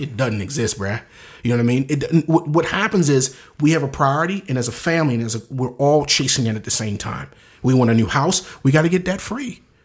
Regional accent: Baltimore, Maryland, United States; moved away; I'm from the inner city of Baltimore

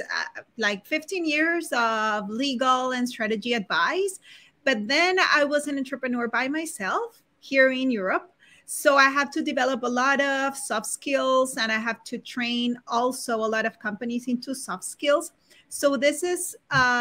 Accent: Barranquilla, Atlántico, Colombia; also born or lived in Bogotá, Colombia; now in Spain; I was born in Barranquilla, Colombia

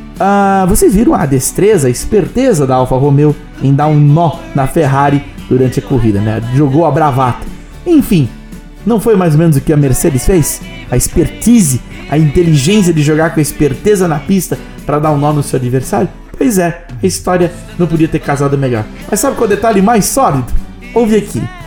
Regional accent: Blumenau, Santa Catarina, Brazil; Eu sou de Blumenau

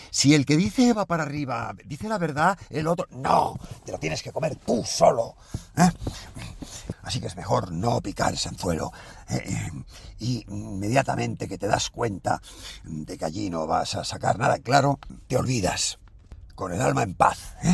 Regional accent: Galicia, Spain; Sí, pero, claro, como soy gallego, pues a lo mejor usted no sabe si estoy diciendo la verdad o estoy diciendo la mentira

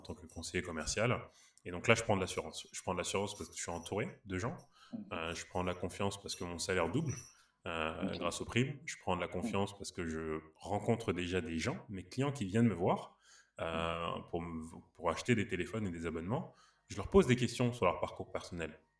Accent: Paris, Île-de-France, France; je suis né à Paris, originaire du Sénégal et du Mali

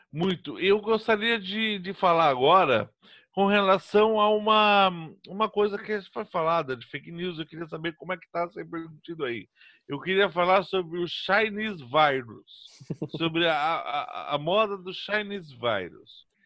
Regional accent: Brazil; eu sou brasileiro

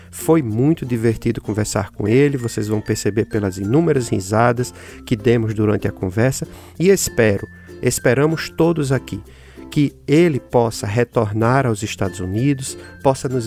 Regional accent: Natal, Rio Grande do Norte, Brazil; accent: Potiguar; E o meu sotaque, obviamente, vocês já perceberam, como ele também já muito bem falou, Potiguar, lá da cidade de Natal

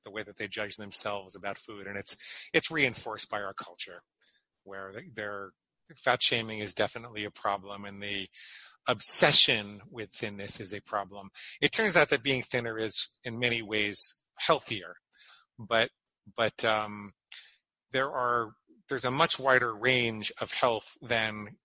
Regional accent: Great Neck, New York, United States; I grew up in Great Neck, Long Island

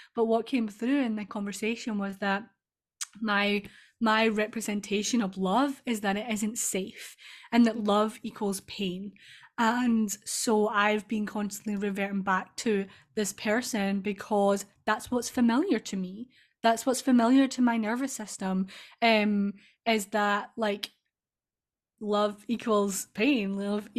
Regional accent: Scotland, United Kingdom; accent: Scottish; I'm Scottish

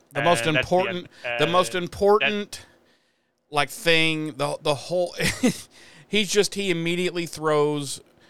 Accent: Munster, Ireland; Because I am from County Cook, Ireland. That is where my people are from.

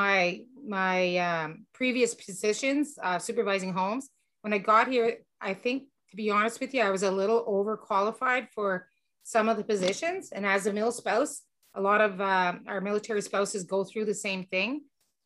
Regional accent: Petawawa, Ontario, Canada; moved away as an adult; also born or lived in Greenwood, Nova Scotia / Ottawa; I'm originally from Petawawa

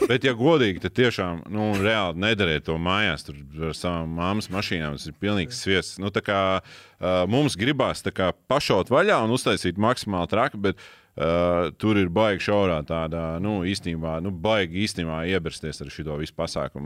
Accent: Latvia; mēs paši latvieši

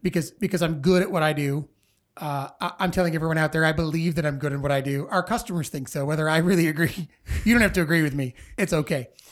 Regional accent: Dixon, Illinois, United States; also born or lived in Sterling, Illinois; I grew up in Dixon, graduated from Dixon High School, uh, but I went to kindergarten at Franklin School

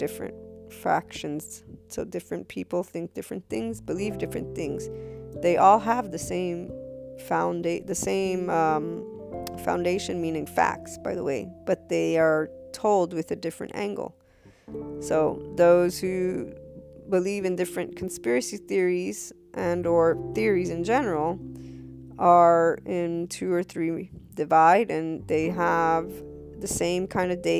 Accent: United States; I, as an American

